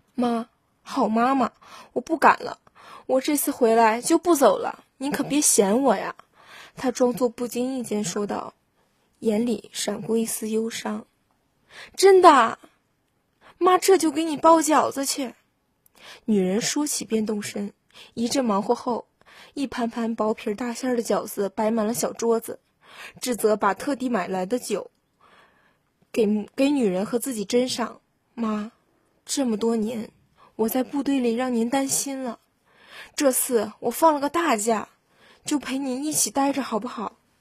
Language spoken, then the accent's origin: Chinese; Weihai, Shandong, China; 我是来自海上花园城威海的考生